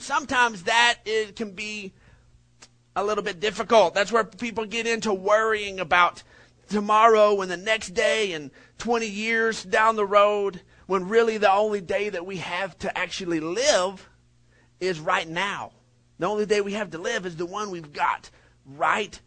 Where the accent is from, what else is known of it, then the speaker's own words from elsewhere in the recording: Odessa, Texas, United States; Whenever I was graduating from Permian almost decades ago